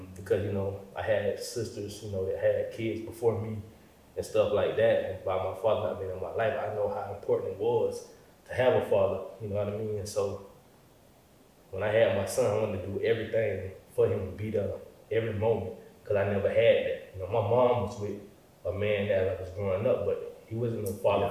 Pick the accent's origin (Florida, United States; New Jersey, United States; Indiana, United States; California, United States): Florida, United States; Jacksonville; born or raised there; moved away